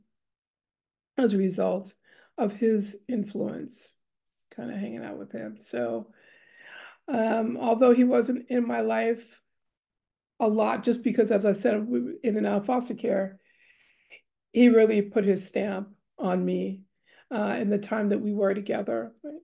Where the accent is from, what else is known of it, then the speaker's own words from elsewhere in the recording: New York City, New York, United States; also born or lived in Austin, New York; now in West Coast, United States; I'm a Harlem-born girl. So I start off in Harlem. I lived in every borough of New York except for Staten Island at least twice